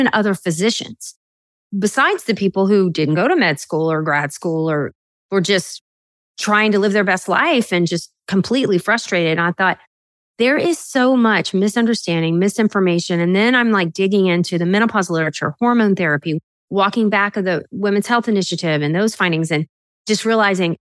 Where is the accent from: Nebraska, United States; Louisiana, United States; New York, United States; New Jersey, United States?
Louisiana, United States; South; I grew up in South Louisiana where girls didn't become doctors